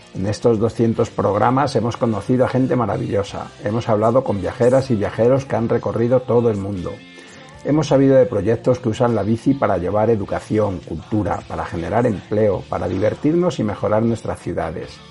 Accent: Cabezuela del Valle, Extremadura, Spain; moved away; el nombre de mi pueblo en la radio Cabezuela del Valle, en el Valle del Jerte

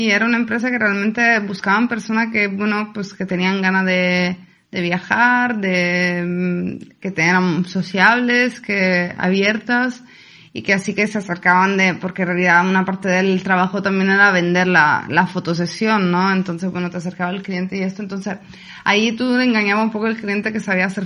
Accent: Palermo, Sicily, Italy; Spanish is a second language; moved away as an adult; now in Spain; de, Sicilia, de la isla que está al sur de Italia.

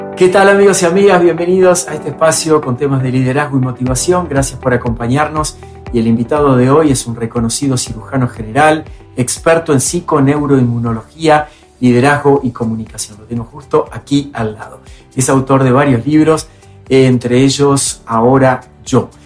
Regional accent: Argentina; mi país, en Argentina

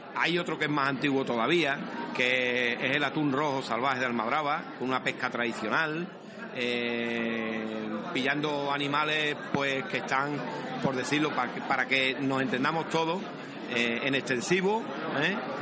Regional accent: Medina Sidonia, Andalusia, Spain; mi pueblo, Medina Sidonia, que está en el centro geográfico de la provincia

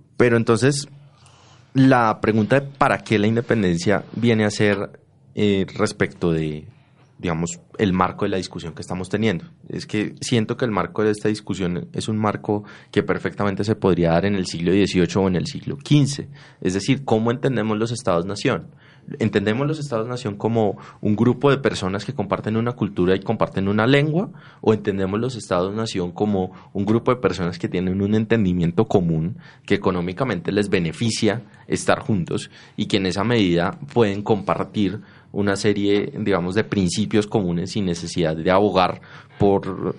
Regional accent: Antioquia, Colombia; los antioqueños tenemos ciertas diferencias culturales con, qué sé yo, los costeños

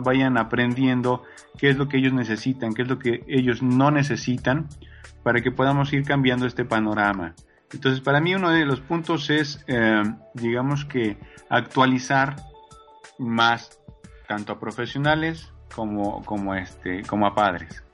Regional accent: Mexico; nosotros como mexicanos

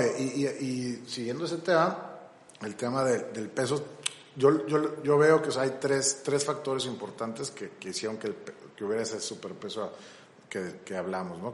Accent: Mexico

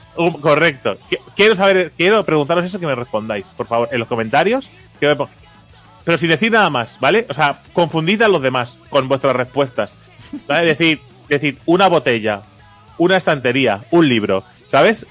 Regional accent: Catalonia, Spain; soy catalán

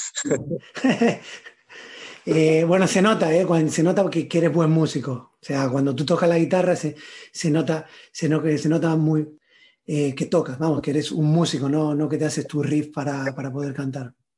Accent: Granada, Andalusia, Spain; moved away; also born or lived in Buenos Aires; yo crecí, eh, bueno, nací en Buenos Aires, crecí en Granada, y, ahora vivo fuera

